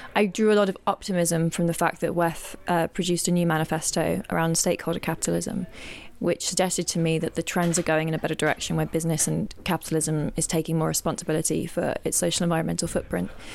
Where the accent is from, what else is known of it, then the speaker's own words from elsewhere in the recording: England, United Kingdom; now in Lisbon, Portugal; I'm originally from England, but I'm now living in Lisbon, in Portugal